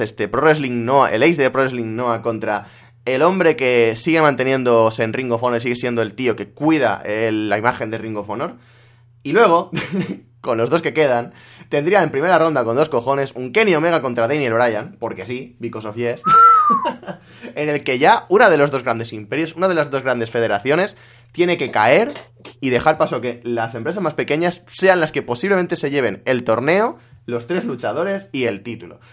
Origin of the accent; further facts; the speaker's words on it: La Vall d'Uixó, Valencian Community, Spain; En mi pueblo, lo más eh, así turístico que hay son eh, las cuevas de San Josep